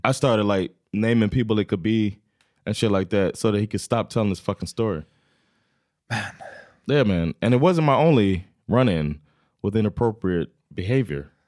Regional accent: United States; now in Sweden; I'm still American

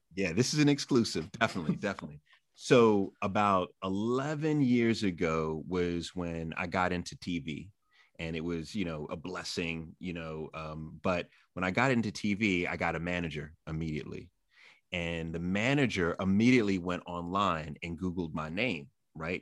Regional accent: New York City, New York, United States; also born or lived in Massapequa, Long Island, New York; I grew up in Jamaica, Queens, not the greatest place in the world, moved to Long Island, Massapequa

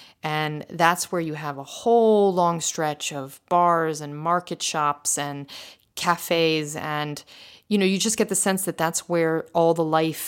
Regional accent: France; surprising mostly because I come from France, where Paris in particular, people are not so inclined to help.

